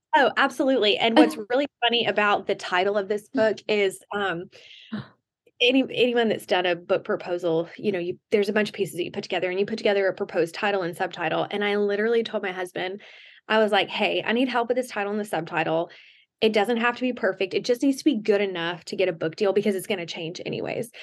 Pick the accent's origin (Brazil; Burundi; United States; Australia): United States; the South; I grew up in the South